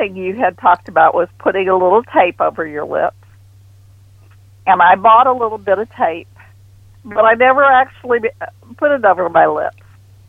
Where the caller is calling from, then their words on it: Houston, Texas, United States; I'm calling from Houston.